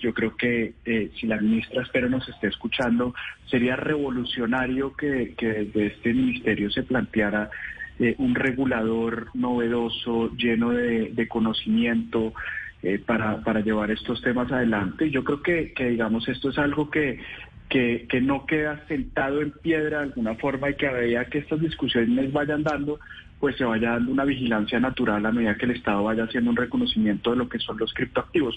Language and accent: Spanish; Colombia; como colombianos